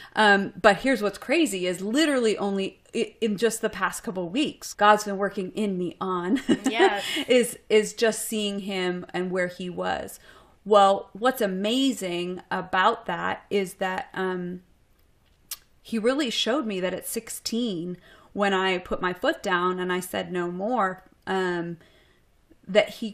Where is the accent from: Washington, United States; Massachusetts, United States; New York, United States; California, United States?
Massachusetts, United States; Boston; moved away as an adult; also born or lived in Seattle; now in Austin, United States; I'm originally from Boston